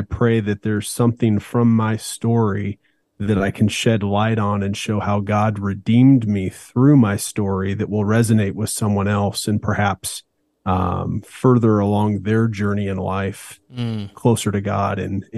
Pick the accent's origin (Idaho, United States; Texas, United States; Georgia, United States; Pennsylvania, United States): Idaho, United States; Meridian; also born or lived in Boise, Idaho; we moved from Boise, Idaho to Meridian, Idaho